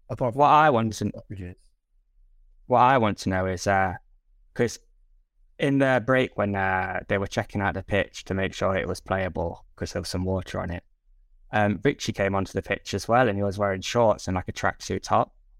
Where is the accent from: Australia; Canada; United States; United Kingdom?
United Kingdom; England; we're English